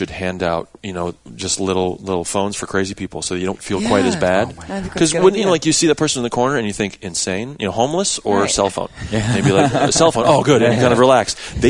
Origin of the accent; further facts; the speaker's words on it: New Jersey, United States; I'm from New Jersey.